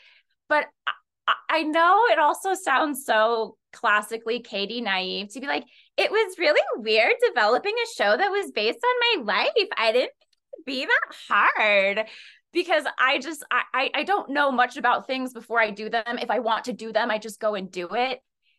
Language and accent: English; Colorado, United States; No, I'm originally from Colorado, and I split part of my time between New York City, a little bit in Washington, D.C., and Colorado.